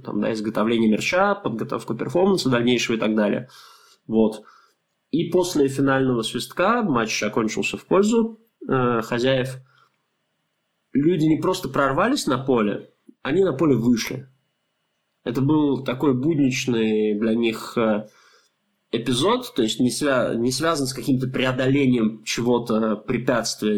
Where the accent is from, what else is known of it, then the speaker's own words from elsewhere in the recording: Russia; мы из России